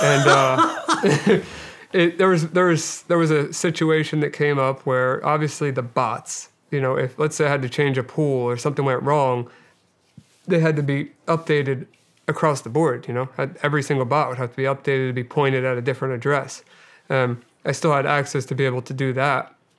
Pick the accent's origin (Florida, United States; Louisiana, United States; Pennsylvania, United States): Pennsylvania, United States; Delaware County; I grew up outside of, uh, right outside of West Philadelphia in, uh, Delaware County, Pennsylvania